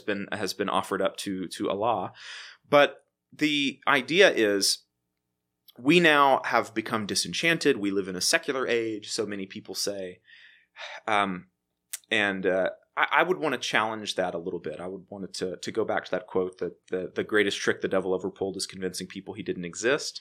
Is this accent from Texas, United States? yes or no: yes; Waco, Texas, United States; moved away as an adult; also born or lived in Memphis, Tennessee / Edinburgh, Scotland; I am from Waco, Texas. I was, uh, born and raised there